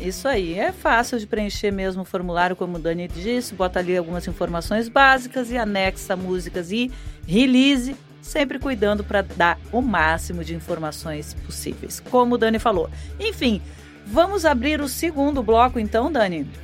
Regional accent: Rio Grande do Sul, Brazil; eu sou gaúcha

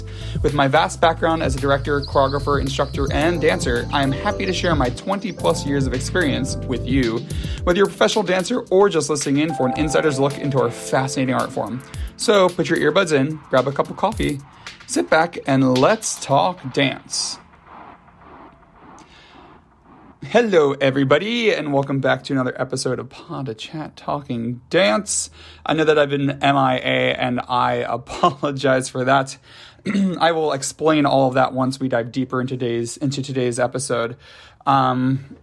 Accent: Philadelphia, Pennsylvania, United States; also born or lived in Downingtown, Pennsylvania; I'm from the Philadelphia area

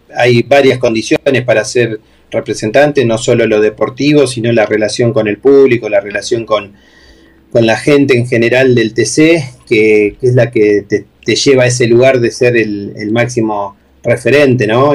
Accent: Argentina

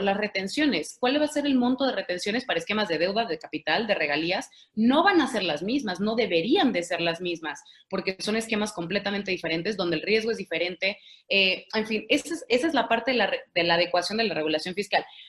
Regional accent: Mexico; Todos los mexicanos

